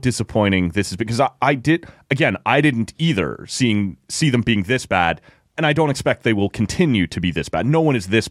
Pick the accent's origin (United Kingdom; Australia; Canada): Canada; Oshawa, Ontario; if I grew up in Oshawa, Ontario, like I did, and was perfectly bilingual, no, I'm still not a candidate.